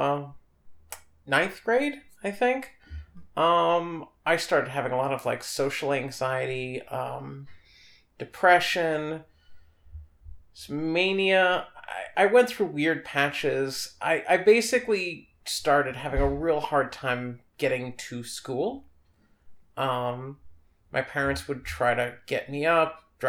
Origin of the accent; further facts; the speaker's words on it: New York City, New York, United States; I grew up on the Upper East Side